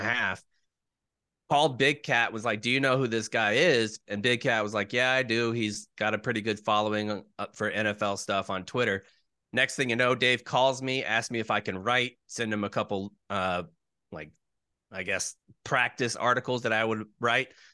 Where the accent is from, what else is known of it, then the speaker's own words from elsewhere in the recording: Jacksonville, Florida, United States; moved away as an adult; I was born in Jacksonville